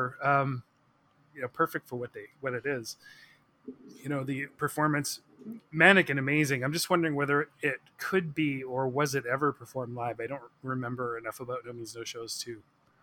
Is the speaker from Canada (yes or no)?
yes; Victoria, British Columbia, Canada; growing up in Victoria